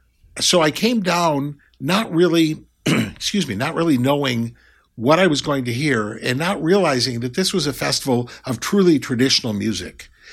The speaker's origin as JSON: {"language": "English", "region": "Cincinnati suburb / Michigan and Ohio", "country": "United States", "tie": "born or raised there", "also_born_or_lived": "Ann Arbor, Michigan / Grand Rapids, Michigan / Appleton, Wisconsin / Chicago", "moved": "as an adult", "said": "I was born in Ann Arbor. I spent my elementary school years in Grand Rapids and my junior high and high school years in a suburb of Cincinnati. Then I went to Lawrence University in Appleton, Wisconsin."}